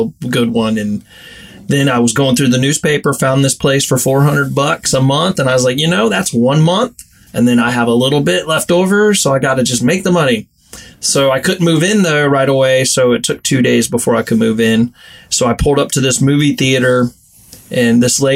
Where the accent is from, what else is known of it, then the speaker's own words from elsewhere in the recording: Palmetto, Florida, United States; now in Nashville, United States; I'm from Florida originally, Palmetto, Florida.